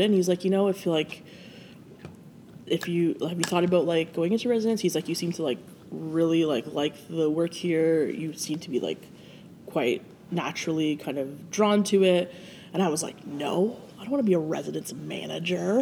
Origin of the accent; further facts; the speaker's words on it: Brantford, Ontario, Canada; I grew up in Brantford, which is about half an hour from here